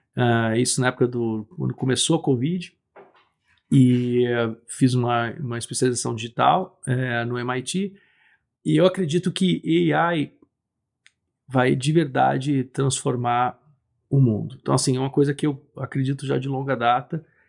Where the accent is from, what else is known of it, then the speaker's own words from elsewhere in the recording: Brazil; eu nasci no Brasil